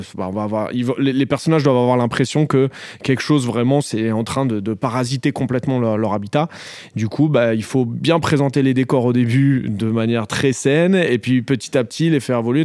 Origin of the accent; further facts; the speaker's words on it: Noisy-le-Grand, Île-de-France, France; là où j'ai grandi